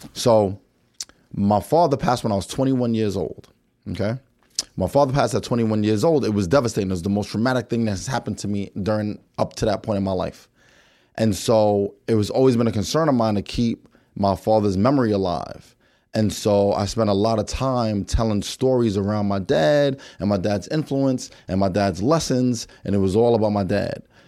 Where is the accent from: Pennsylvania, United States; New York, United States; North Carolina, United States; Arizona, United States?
New York, United States; growing up in New York